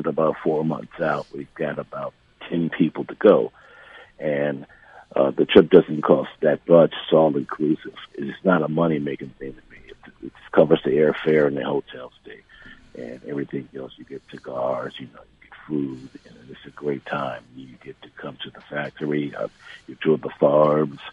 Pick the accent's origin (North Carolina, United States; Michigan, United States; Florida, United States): Michigan, United States; Detroit; Michigan, my hometown.